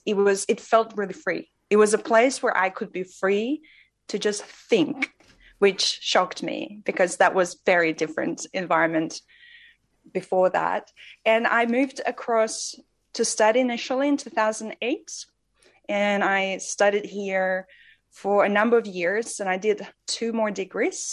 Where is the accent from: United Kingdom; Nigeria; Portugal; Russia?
Russia; moved away; I grew up in Russia, and I think I carried around two main identities that I would ever announce growing up there.